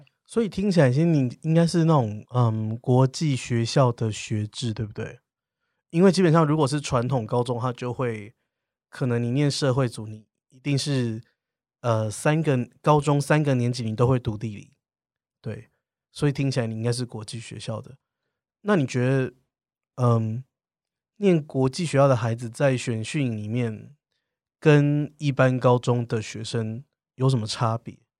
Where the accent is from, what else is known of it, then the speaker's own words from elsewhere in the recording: southern Taiwan, Taiwan; 因为你知道我是南部人，所以南部人的想法就是如果可以当老师其实就很好